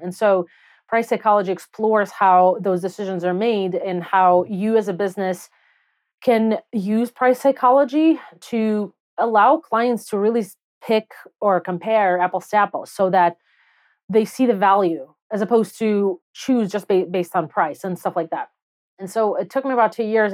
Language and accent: English; Belarus; English is a second language; moved away as an adult; also born or lived in Soviet Union; now in United States; I grew up in Belarus, and I moved to the U S when I was nineteen.